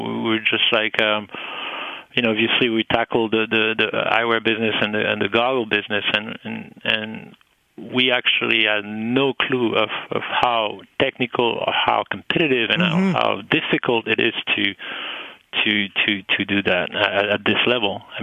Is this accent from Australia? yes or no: no; Paris, Île-de-France, France; English is a second language; moved away as an adult; I was born in Paris